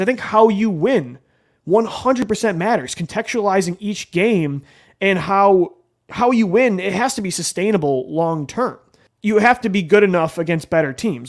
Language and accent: English; Buffalo, New York, United States; moved away; my family time we grew up in Buffalo, New York